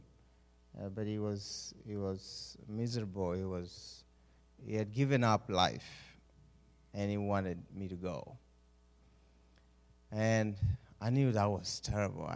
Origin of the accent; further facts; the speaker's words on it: Uganda; moved away as an adult; also born or lived in Oregon coast; now in Oregon, United States; born and raised in Uganda, somewhere in East Africa.